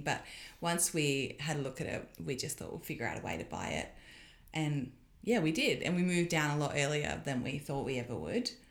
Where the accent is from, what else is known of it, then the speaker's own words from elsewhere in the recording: Perth, Western Australia, Australia; also born or lived in Sydney; now in Hilltop, Australia; I grew up in Perth